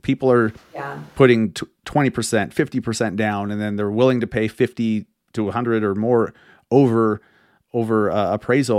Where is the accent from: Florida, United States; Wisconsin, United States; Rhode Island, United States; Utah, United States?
Utah, United States; Sandy; also born or lived in Holladay, Utah; I grew up here. I grew up in Sandy, then lived in Holiday most of my life. And then I've lived all around the Salt Lake Valley.